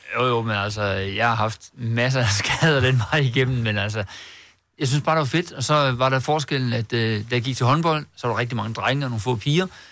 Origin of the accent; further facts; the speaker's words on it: Herning, Central Denmark Region, Denmark; jeg er fra Herning